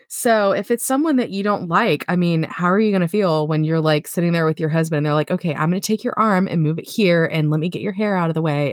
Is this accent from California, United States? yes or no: no; Florida, United States; also born or lived in Nebraska; now in Pennsylvania, United States; Florida girl. I moved from Florida to Nebraska